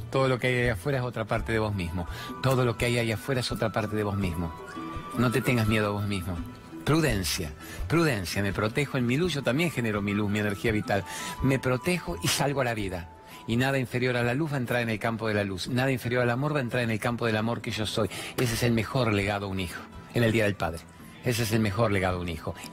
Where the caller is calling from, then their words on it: General Roca, Río Negro, Argentina; de General Roca, Río Negro, y quiero hacerte una pregunta.